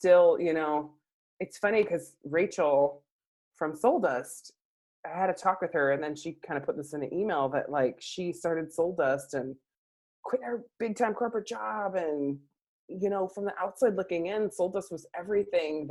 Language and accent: English; San Diego, California, United States; also born or lived in White Center, Washington; now in Seahurst, United States; I'm from San Diego